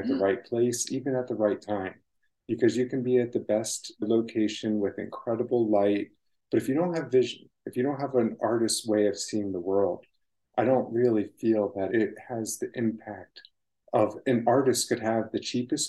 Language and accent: English; Maryland, United States; moved away as an adult; also born or lived in Yosemite, California; now in California, United States; I grew up in Maryland